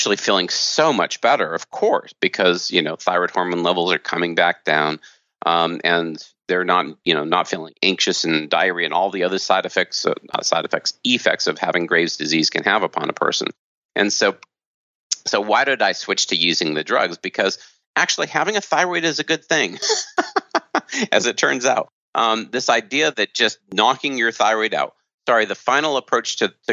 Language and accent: English; United States; I grew up in America as a standard American doctor